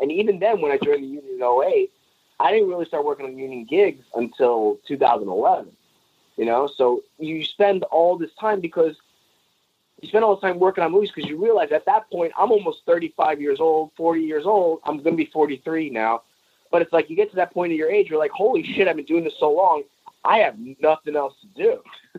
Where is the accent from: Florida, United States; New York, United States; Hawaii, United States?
New York, United States; New York City; since I'm from New York City, I went back home